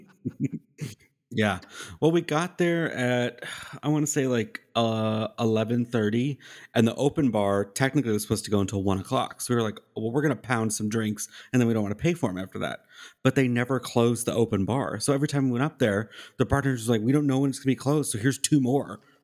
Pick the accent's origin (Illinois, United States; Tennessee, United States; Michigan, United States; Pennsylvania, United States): Tennessee, United States; Nashville; she asked me, "Where are you from?" I said, "Nashville."